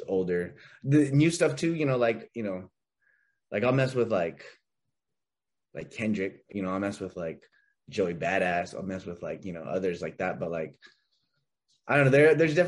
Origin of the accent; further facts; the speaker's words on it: Bakersfield, California, United States; growing up in Bakersfield